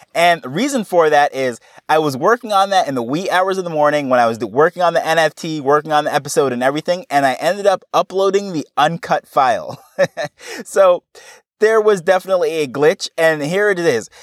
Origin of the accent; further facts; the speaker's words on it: New York, United States; moved away as an adult; now in Jamaica; I grew up in New York and I have, you know, I went through, actually kindergarten right through college